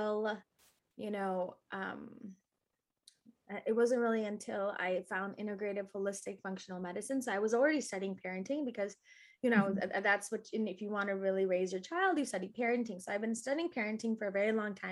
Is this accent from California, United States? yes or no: no; Naperville, Illinois, United States; I grew up in Naperville, Illinois